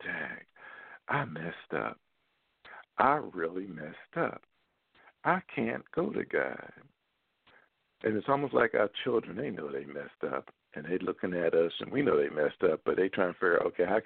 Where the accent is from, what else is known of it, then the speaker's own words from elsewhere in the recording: Philadelphia, Pennsylvania, United States; my hometown buddy from Philadelphia